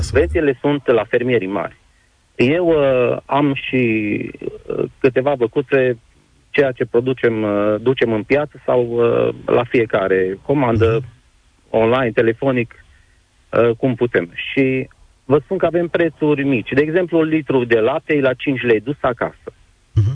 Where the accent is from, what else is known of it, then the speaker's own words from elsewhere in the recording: Bocșa, Sălaj County, Romania; sunt din Sălaj, Comuna Bocșa, sunt mic fermier